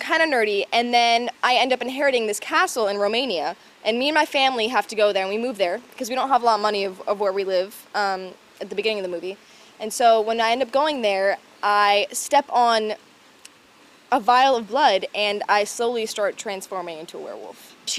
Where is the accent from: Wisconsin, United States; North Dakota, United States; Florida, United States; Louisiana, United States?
Florida, United States; We're both from Florida, too, so we both know these levels of hotness very well.